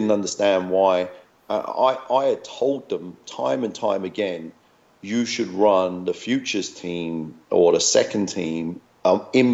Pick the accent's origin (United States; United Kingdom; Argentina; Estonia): United Kingdom; London; moved away as an adult; also born or lived in Hackney / Tower Hamlets / Iceland / Glasgow; I was born in Hackney. You know, I was raised in Waltham Forest